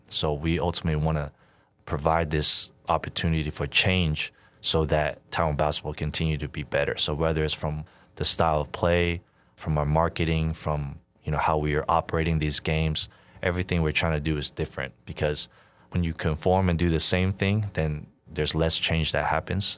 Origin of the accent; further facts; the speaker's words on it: Houston, Texas, United States; moved away as an adult; also born or lived in Austin, Texas; now in Taiwan; I grew up in Houston